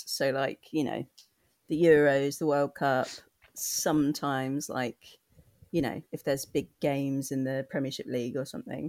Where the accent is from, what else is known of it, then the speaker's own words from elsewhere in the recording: London, United Kingdom; moved away as an adult; now in Brighton, United Kingdom; growing up in East London